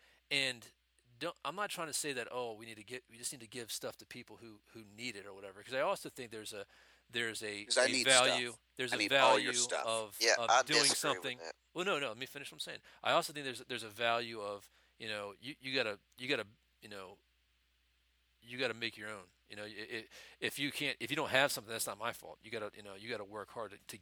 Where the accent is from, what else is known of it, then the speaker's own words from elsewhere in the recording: United States; as an American, there's a culture of materialism